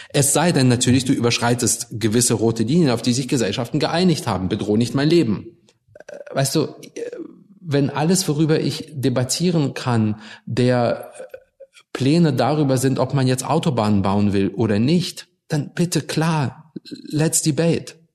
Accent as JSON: {"language": "German", "country": "Germany", "tie": "born or raised there", "also_born_or_lived": "Russia"}